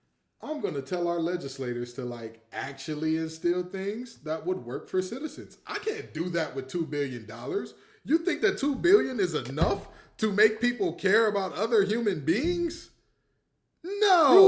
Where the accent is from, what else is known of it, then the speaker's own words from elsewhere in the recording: Detroit, Michigan, United States; moved away; ever since I moved away from Detroit, I realized I didn't know how bad of a rap Detroit had outside of Detroit, right? So, like... coming to North Carolina, people assume that it is the worst place.